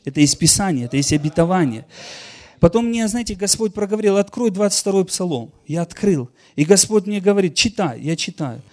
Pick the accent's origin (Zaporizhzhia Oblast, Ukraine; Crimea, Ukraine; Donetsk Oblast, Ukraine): Donetsk Oblast, Ukraine; Donetsk land; я вообще сам из Донецкой земли